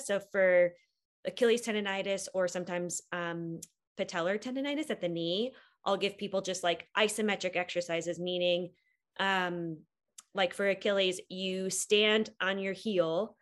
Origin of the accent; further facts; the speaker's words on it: Wisconsin, United States; moved away as an adult; now in Boulder, United States; I grew up in Wisconsin and went to school in Wisconsin, but moved to Colorado after I graduated from PT school